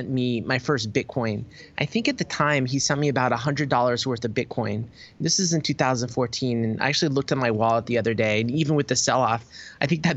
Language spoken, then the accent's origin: English; Berkeley, California, United States; moved away as an adult; now in Tokyo, Japan; I'm actually from Berkeley, California, but I've spent a big part of my sort of adult life overseas. But I grew up in Berkeley